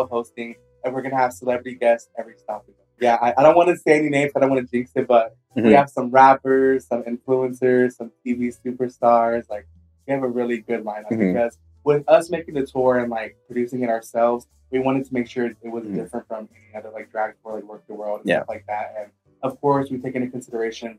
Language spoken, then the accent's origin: English; Houston, Texas, United States; I'm very proud to be from my hometown, Houston, Texas